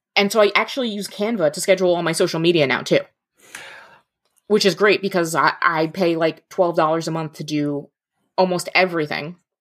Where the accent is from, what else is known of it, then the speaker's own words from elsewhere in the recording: New Jersey, United States; moved away as an adult; also born or lived in mid-Michigan; now in Michigan, United States; I grew up in North Jersey. right outside New York City